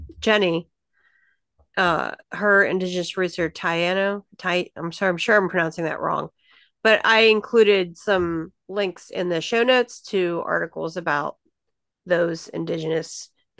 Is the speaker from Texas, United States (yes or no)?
no; Pittsburgh, Pennsylvania, United States; I'm from Pennsylvania, too. I was born in Pittsburgh